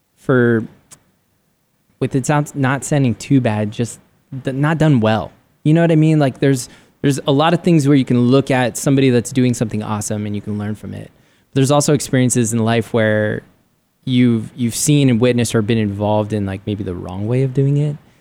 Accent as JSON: {"language": "English", "town": "San Diego", "region": "California", "country": "United States", "tie": "born or raised there", "moved": "as an adult", "lives_now": "Arizona, United States", "said": "I grew up in San Diego and loved San Diego"}